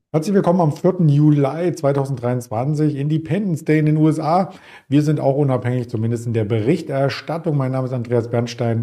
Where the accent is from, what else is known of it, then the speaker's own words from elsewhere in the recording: East Germany, Germany; Als Ossi kann ich ja nur sagen